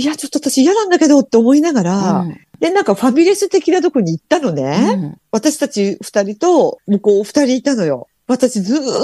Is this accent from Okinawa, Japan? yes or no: no; Kitakyushu, Fukuoka, Japan; moved away as an adult; 昔、北九州に住んでる時に